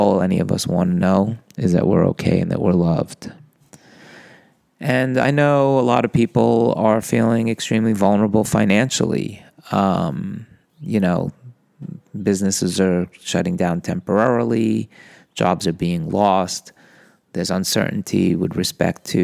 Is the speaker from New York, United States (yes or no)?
yes; New York, United States; I'm a boy from New York